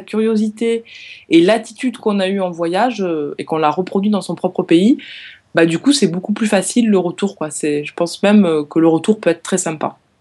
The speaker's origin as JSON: {"language": "French", "country": "France", "tie": "born or raised there", "moved": "yes", "said": "j'ai grandi dans les Pyrénées"}